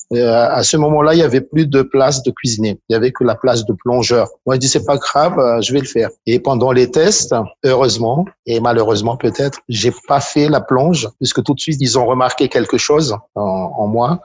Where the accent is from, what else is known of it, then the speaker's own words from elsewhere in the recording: Antananarivo, Analamanga, Madagascar; je suis originaire de Tananarive